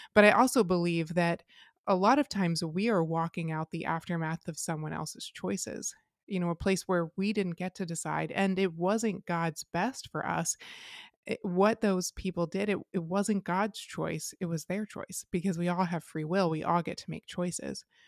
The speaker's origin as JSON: {"language": "English", "area": "Lancaster County", "region": "Pennsylvania", "country": "United States", "tie": "born or raised there", "said": "I grew up in Lancaster County"}